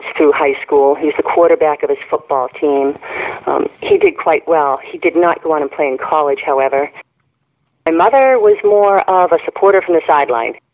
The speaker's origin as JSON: {"language": "English", "town": "Needham", "region": "Massachusetts", "country": "United States", "tie": "born or raised there", "moved": "yes", "lives_now": "Ohio, United States", "said": "I grew up in Needham, Massachusetts, which is just outside of Boston."}